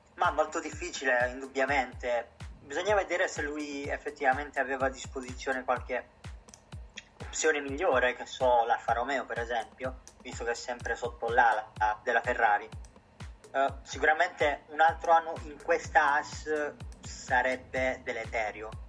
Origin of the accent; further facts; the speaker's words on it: Italy; come tutti gli italiani